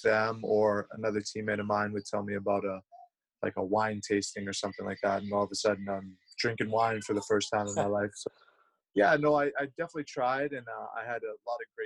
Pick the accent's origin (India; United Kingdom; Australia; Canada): Canada; moved away as an adult; also born or lived in United States; growing up in Canada, we learn French.